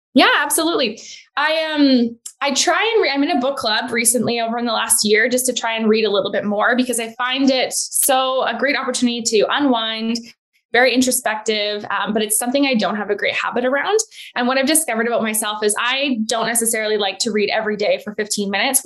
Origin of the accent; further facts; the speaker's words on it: Edmonton, Alberta, Canada; moved away as an adult; also born or lived in Calgary / Vancouver; now in Penticton, Canada; I actually grew up in Alberta, in Edmonton